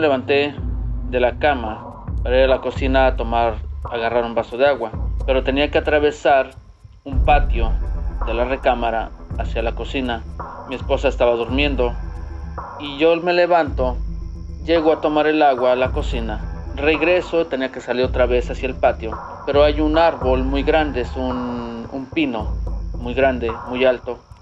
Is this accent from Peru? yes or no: no; Tlaxcala, Mexico; moved away as an adult; now in United States; yo soy del estado de Tlaxcala